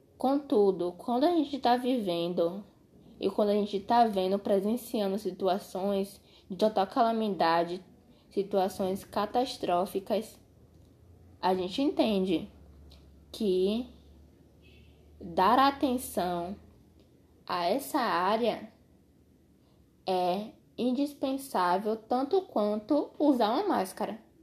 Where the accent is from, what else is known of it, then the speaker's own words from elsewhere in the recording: Brazil; sendo brasileiro